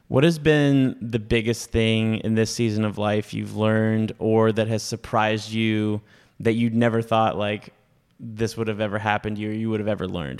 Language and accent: English; North Carolina, United States; moved away as an adult; also born or lived in Auburn, Alabama / Birmingham, Alabama; I grew up in North Carolina